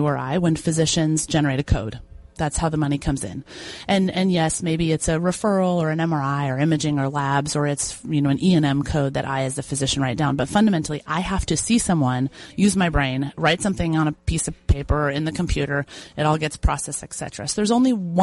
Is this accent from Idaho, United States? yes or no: yes; Boise, Idaho, United States; I'm from Boise, Idaho